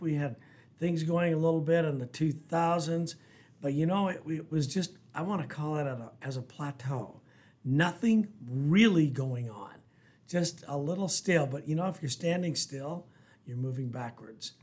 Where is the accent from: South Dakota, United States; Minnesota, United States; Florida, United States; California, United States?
South Dakota, United States; Mobridge; also born or lived in Rapid City, South Dakota; born and raised in South Dakota